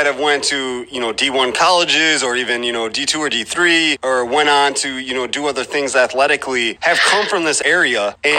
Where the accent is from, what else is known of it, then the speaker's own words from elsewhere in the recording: Mendota, Illinois, United States; I am from Mendota. I graduated in 2004.